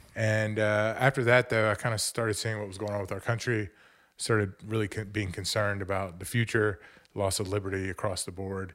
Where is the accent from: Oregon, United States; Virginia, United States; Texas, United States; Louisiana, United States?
Texas, United States; Montgomery County; also born or lived in New Orleans; I grew up right here in Montgomery County